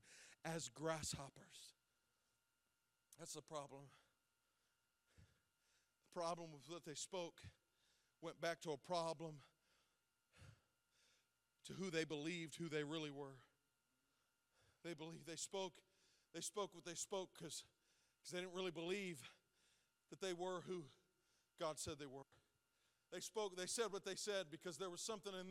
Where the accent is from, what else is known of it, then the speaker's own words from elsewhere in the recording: Zanesville, Ohio, United States; I grew up in this town. I grew up in Zanesville.